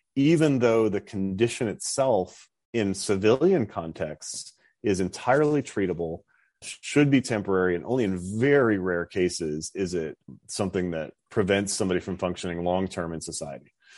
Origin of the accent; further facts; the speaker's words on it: North Dakota, United States; moved away as an adult; I grew up in North Dakota